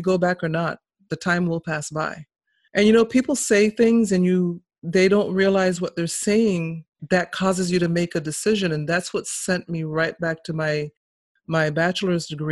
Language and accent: English; Massachusetts, United States; also born or lived in St. Kitts and Nevis; I was actually born in St. Kitts, but they brought me here when I was 4. And so I grew up in Massachusetts, in New England